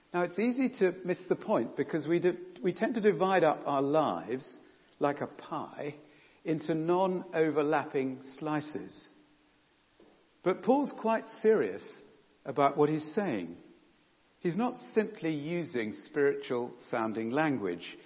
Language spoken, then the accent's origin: English; England, United Kingdom; own up to being English